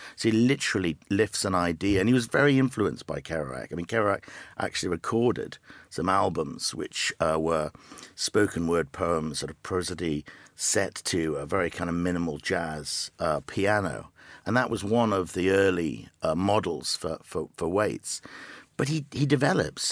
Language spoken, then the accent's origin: English; the Northeast, North East England, United Kingdom; moved away as an adult; now in Los Angeles, United States; I grew up in the Northeast